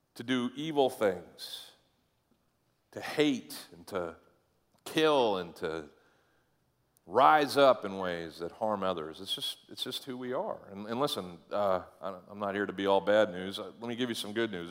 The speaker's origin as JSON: {"language": "English", "town": "Caribou", "region": "Maine", "country": "United States", "tie": "born or raised there", "moved": "yes", "said": "I went to my thirtieth high school, uh, reunion up in Caribou, Maine. Uh, go all, all the way to the end of Route one, pretty much, and that's where I lived"}